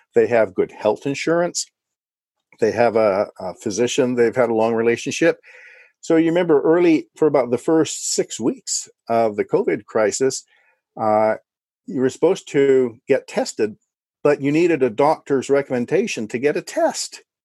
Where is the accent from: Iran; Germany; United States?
United States; California; I was born and raised here in California